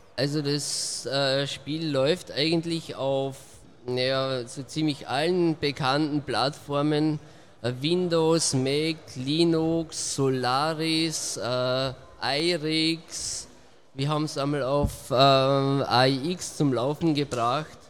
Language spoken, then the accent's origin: German; Austria; Ich komme aus Österreich, also ziemlich weit angereist.